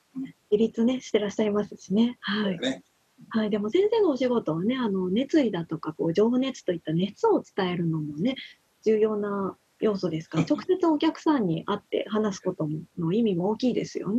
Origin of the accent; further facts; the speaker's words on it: Fukuoka, Japan; moved away; 私もね、あの福岡出身なんです。